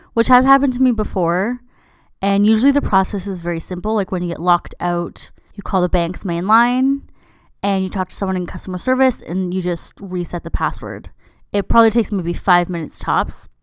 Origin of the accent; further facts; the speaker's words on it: Canada; I'm Canadian